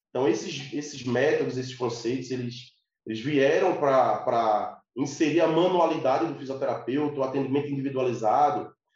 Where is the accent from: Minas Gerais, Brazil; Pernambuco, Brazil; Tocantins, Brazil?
Pernambuco, Brazil; Recife; Eu sou de Recife, Pernambuco, Nordeste